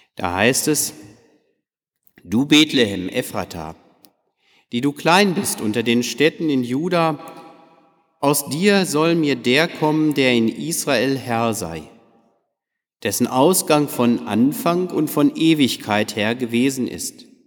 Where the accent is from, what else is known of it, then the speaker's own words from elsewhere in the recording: Detmold, North Rhine-Westphalia, Germany; bei uns in Detmold